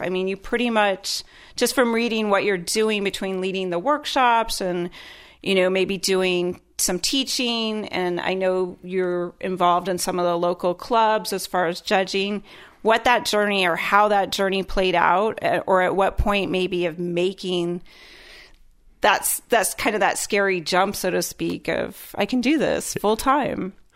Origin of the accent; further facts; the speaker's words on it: Iowa, United States; born and raised in Iowa